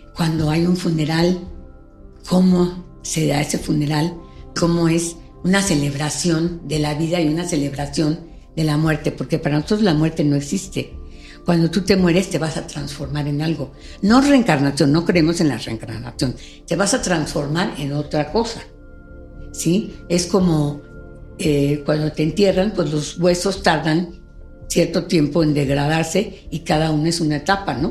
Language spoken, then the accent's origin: Spanish; Mexico; estamos muy cerca de los Estados Unidos, estamos muy alejados de Sudamérica